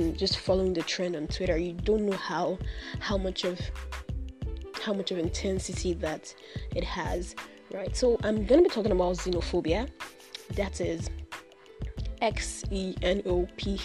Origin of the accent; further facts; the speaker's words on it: Nigeria; I am in Nigeria. I am a Nigerian living in Nigeria.